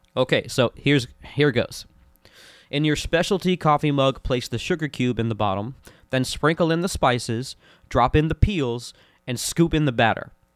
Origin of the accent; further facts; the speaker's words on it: Orlando, Florida, United States; growing up in Orlando, Florida